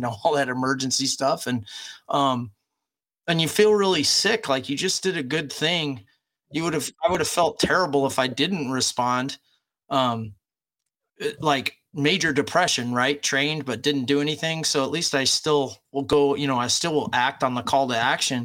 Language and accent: English; United States